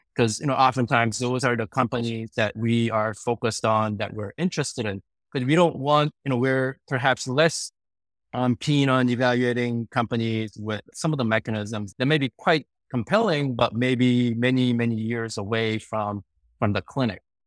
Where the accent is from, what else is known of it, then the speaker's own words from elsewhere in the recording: Sacramento, California, United States; also born or lived in South Korea; I immigrated from Korea when I was uh, 10 years old. Our family moved to Sacramento